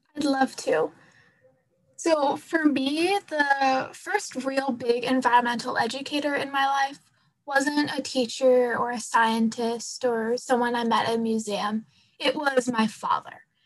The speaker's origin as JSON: {"language": "English", "region": "Pacific Northwest", "country": "United States", "said": "I'm from the Pacific Northwest, so trees are kind of just a fact of life"}